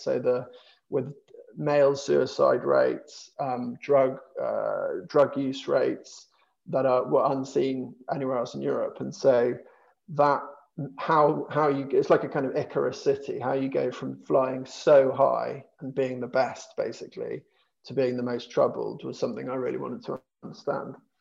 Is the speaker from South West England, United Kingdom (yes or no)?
yes; Dorset, South West England, United Kingdom; I'm uh, uh, from from the south, I guess, was born and I grew up in Dorset